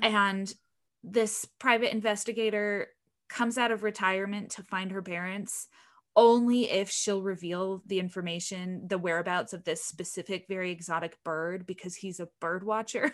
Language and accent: English; Utah, United States; I grew up in Utah in the middle of this desert.